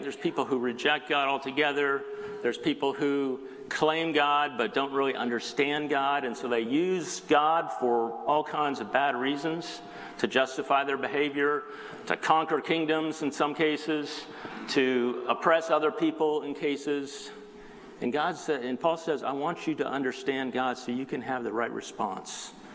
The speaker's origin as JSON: {"language": "English", "area": "South Bay", "region": "Southern California", "country": "United States", "tie": "born or raised there", "also_born_or_lived": "Colorado", "said": "I grew up here in the South Bay"}